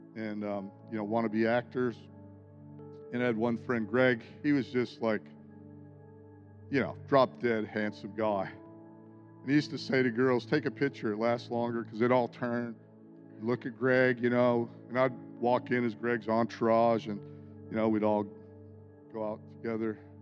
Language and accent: English; United States; born or raised there